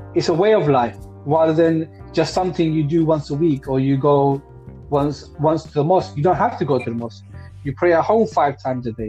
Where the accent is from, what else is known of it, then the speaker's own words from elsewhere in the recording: London, United Kingdom; I didn't grow up in Ilford. I grew up in Hackney